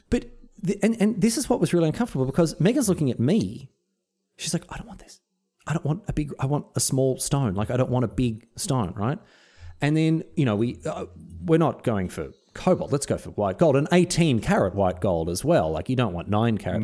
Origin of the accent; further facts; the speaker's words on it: Melbourne, Victoria, Australia; now in Sunshine Coast, Australia; I grew up in Melbourne.